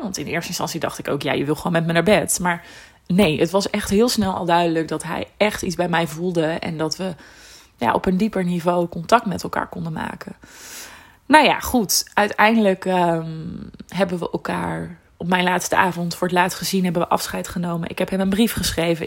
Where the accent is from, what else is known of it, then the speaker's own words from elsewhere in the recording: Netherlands; ik kom uit Nederland.